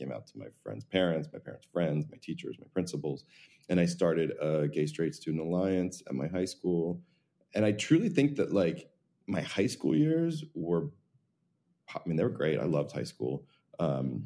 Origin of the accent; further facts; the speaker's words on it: New Jersey, United States; I grew up in New Jersey